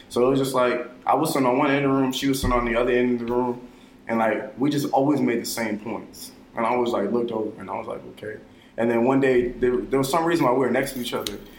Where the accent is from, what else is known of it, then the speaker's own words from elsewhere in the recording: Brooklyn, New York, United States; And it was just like, I'm from Brooklyn, New York.